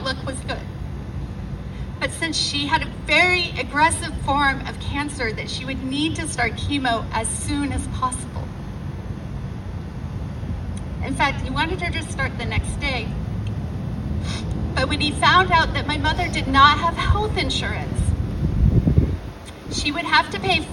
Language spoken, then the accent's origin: English; Wichita, Kansas, United States; I live in Wichita. I grew up in Wichita.